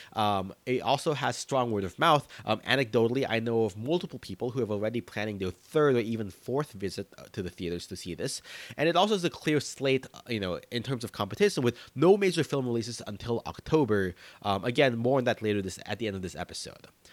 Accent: United States; As a Filipino American

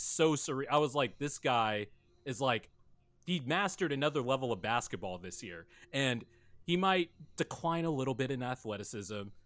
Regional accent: Bakersfield, California, United States; Growing up in Bakersfield, California, that's about an hour and a half away from L A.

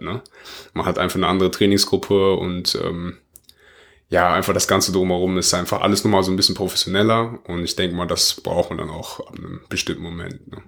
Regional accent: Oberhausen, North Rhine-Westphalia, Germany; bei uns in Oberhausen, also das ist da, wo ich halt herkomme.

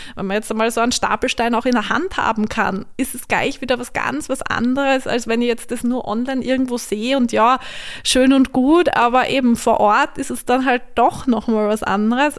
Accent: Vienna, Austria; moved away as an adult; also born or lived in Graz; now in St. Ruprecht an der Raab, Austria; Ich komme eigentlich aus Wien, bin aber durch meinen Mann in der Steiermark gelandet.

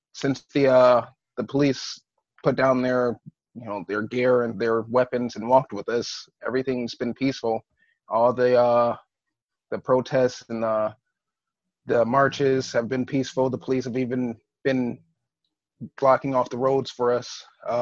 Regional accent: Flint, Michigan, United States; I'm from Flint, Michigan, and I work in Fitton at Fitton Tattoo and Piercing

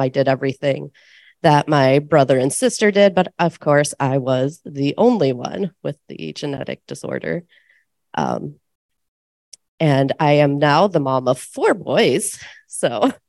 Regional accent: Iowa, United States; I'm from Iowa, and I also have LCA.

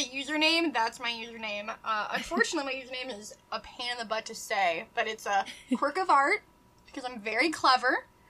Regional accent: Midwest, United States; accent: nasally; I'm just from the Midwest. So like, I'm nasally

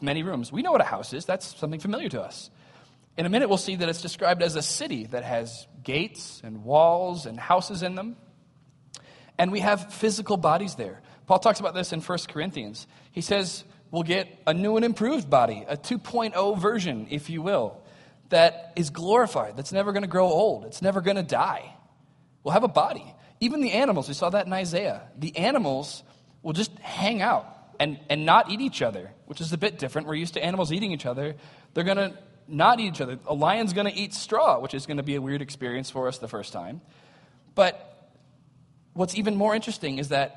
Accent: United States; we have as American Christians

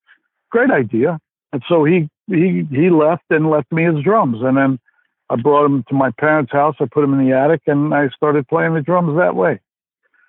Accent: Cleveland, Ohio, United States; also born or lived in New York; I'm from New York, but my parents moved to Cleveland when I was pretty young

